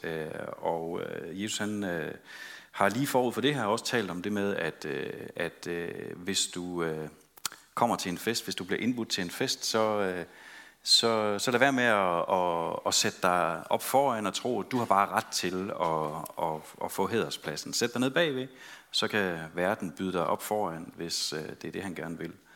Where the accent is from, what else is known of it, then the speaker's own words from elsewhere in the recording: West Jutland, Central Denmark Region, Denmark; vi er fra Vestjylland